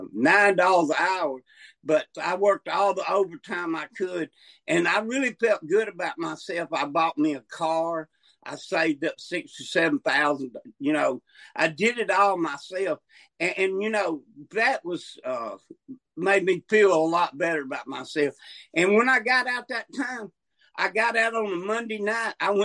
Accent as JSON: {"language": "English", "region": "North Alabama", "country": "United States", "also_born_or_lived": "Montgomery, Alabama", "said": "I'm from North Alabama, but I'm in South Alabama, Montgomery."}